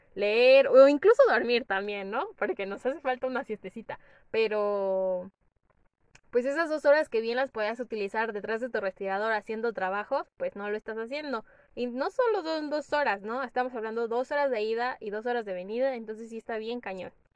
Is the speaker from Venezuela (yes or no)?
no; Morelos, Mexico; yo soy del estado de Morelos